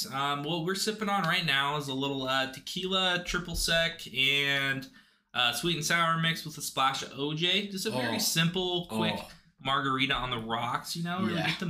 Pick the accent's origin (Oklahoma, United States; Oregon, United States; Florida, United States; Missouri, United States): Oregon, United States; Pendleton; also born or lived in La Grande, Oregon; I am from Pendleton, Oregon. Born and raised.